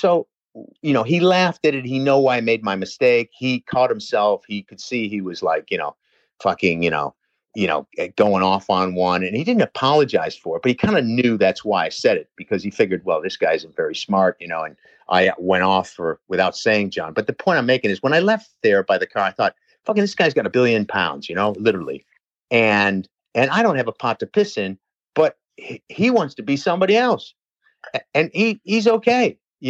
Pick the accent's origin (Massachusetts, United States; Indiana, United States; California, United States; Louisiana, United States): Massachusetts, United States; Pittsfield; fuck, I'm from Pittsfield.